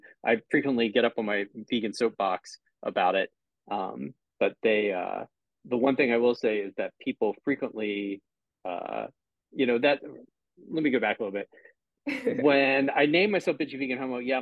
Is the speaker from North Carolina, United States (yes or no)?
no; Pittsburgh, Pennsylvania, United States; now in Cleveland, United States; I live in Cleveland now, but I'm originally from Pittsburgh. Okay. So Pittsburgh is still my hometown